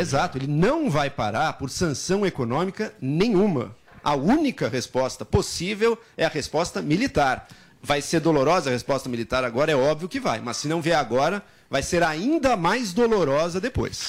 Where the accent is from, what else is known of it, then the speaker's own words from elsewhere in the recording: Brazil; nossa, enquanto brasileiros